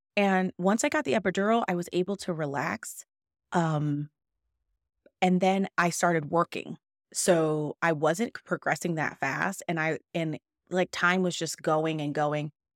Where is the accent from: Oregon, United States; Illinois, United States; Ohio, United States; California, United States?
California, United States; moved away; I am from California where Kaiser has hospitals